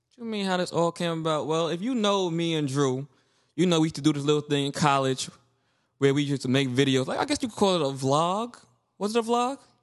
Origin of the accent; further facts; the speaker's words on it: Brooklyn, New York, United States; I was born in Brooklyn